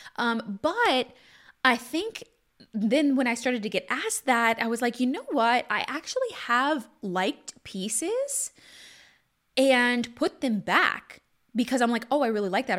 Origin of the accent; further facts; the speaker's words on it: Southwest Louisiana, United States; moved away; also born or lived in Texas / California; was born in Southwest Louisiana